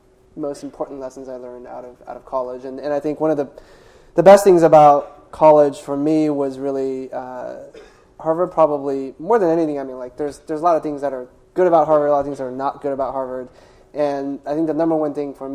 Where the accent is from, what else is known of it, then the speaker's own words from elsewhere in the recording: China; I grew up in China. They grew up through the Cultural Revolution.